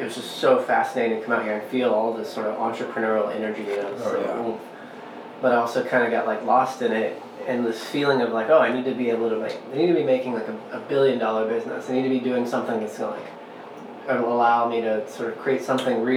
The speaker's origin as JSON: {"language": "English", "region": "Tennessee", "country": "United States", "tie": "born or raised there", "said": "I grew up in the Southeast in Tennessee"}